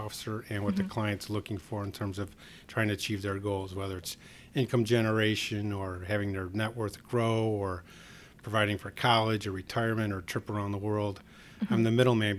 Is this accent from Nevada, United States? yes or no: no; Chicago, Illinois, United States; also born or lived in Denver, Colorado; I'm originally from Chicago. I grew up about 6 miles south here in Bridgeport